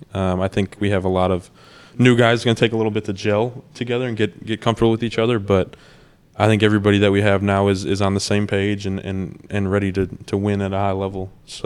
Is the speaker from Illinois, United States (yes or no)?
yes; Hickory Hills, Illinois, United States; It's Hickory Hills, man. I'm from Hickory Hills.